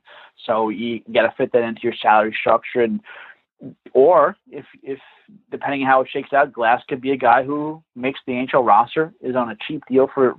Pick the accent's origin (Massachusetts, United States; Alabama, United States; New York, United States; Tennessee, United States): Massachusetts, United States; Boston; now in Las Vegas, United States; I love the Bruins because I'm from Boston, but now I live in Vegas.